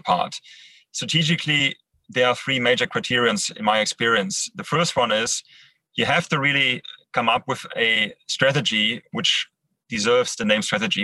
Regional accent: Düsseldorf, North Rhine-Westphalia, Germany; English is a second language; also born or lived in Netherlands; now in Düsseldorf, Germany; Düsseldorf, my hometown

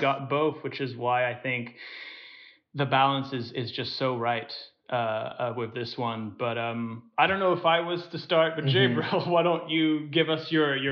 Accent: Singapore; moved away; we grew up in Singapore

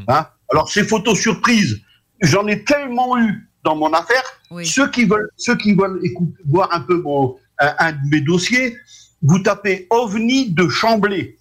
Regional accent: France; chez nous en France

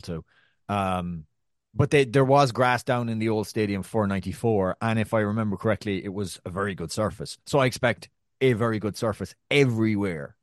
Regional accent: Ireland; also born or lived in New York; now in Brooklyn, United States; I'm Irish

